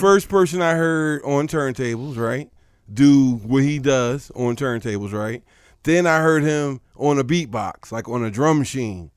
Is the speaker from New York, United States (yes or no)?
no; Philadelphia, Pennsylvania, United States; I'm from Philly